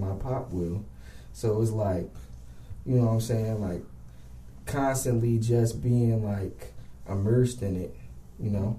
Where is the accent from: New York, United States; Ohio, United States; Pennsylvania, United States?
Pennsylvania, United States; Philadelphia; I'm from Philly, up top, um, West Oak Lane. Um, my mom pretty much raised me for real.